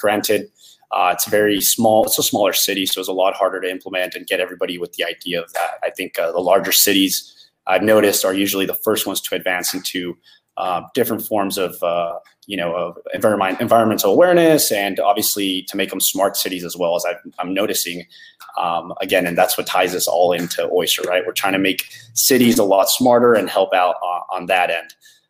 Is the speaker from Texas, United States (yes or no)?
yes; Brownsville, Texas, United States; also born or lived in Matamoros, Tamaulipas, Mexico; now in Dallas, United States; So I grew up down in Brownsville, Texas. Was born in Matamoros, Tamaulipas.